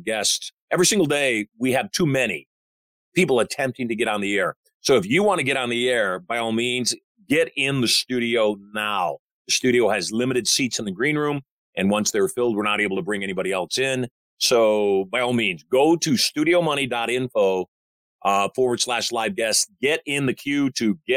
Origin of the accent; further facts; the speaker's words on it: Michigan, United States; I'm a Michigander